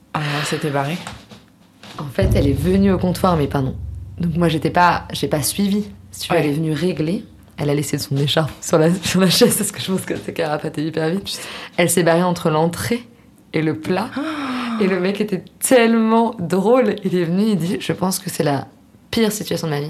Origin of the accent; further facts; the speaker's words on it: Paris, Île-de-France, France; je suis parisienne